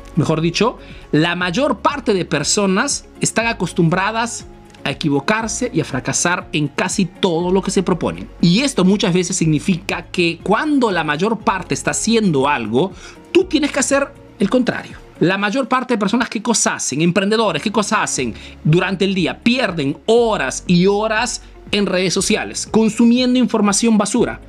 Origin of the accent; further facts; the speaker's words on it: Peru; now in Italy; soy un emprendedor peruano que vive hace negocio en Italia